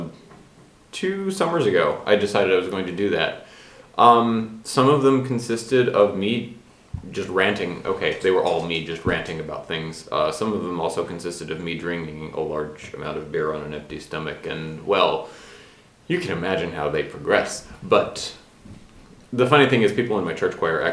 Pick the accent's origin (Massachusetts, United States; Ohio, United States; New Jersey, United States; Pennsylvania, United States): Pennsylvania, United States; Frackville; now in Delaware, United States; I am from Freckville, PA. And so Yuengling, the home of Yuengling, is like 10 minutes from my parents' house